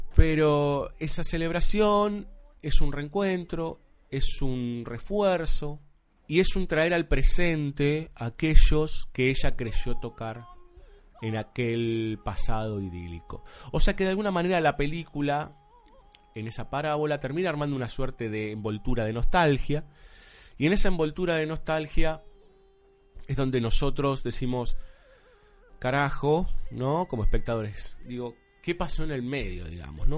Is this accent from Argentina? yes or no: yes; Argentina; aquí en Buenos Aires, nosotros que somos argentinos